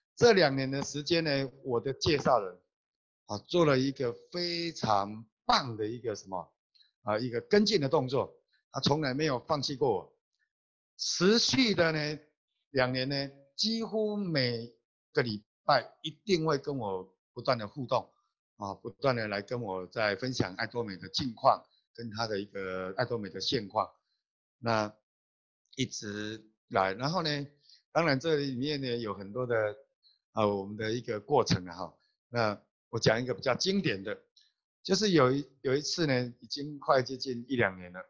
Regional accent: Taiwan; 我是来自台湾的星光大师

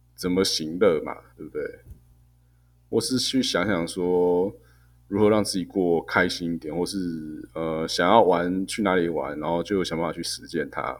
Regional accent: Taiwan; 我们台湾人可能大部分人毕业的那一瞬间

